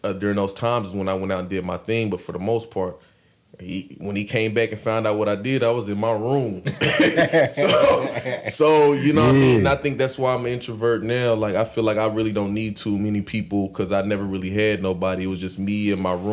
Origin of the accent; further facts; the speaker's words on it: Radcliff, Kentucky, United States; also born or lived in Elizabethtown, Kentucky; I was actually born here